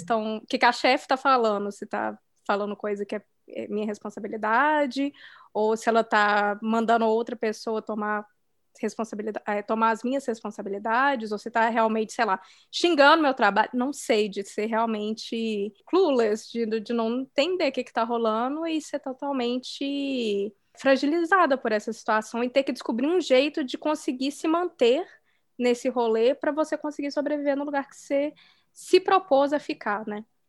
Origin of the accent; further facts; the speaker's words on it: Brazil; moved away; no meu país de origem, no Brasil